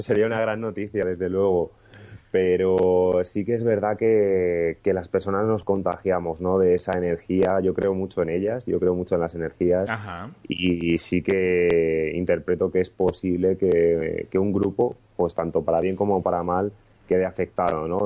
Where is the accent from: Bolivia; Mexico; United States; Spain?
Spain; Madrid, Community of Madrid; es la ciudad que me ha visto crecer. Eh, nací aquí en Madrid